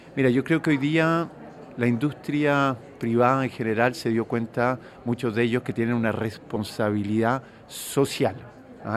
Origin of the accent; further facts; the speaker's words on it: Chile; Yo vengo de Chile, un país donde existen eh, algunas de estas enfermedades